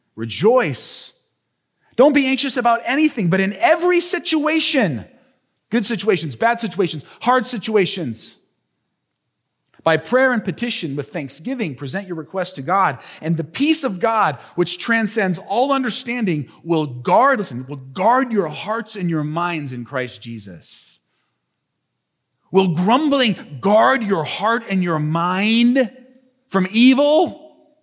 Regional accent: United States; us as modern American people

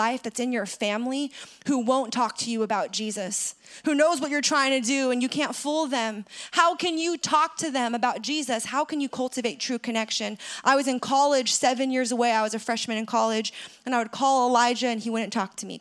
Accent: San Francisco, California, United States; my hometown of San Francisco

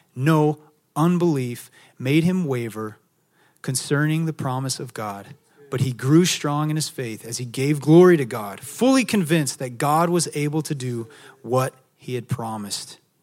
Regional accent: Texas, United States; also born or lived in Maui, Hawaii; now in San Diego, United States; I'm from Texas

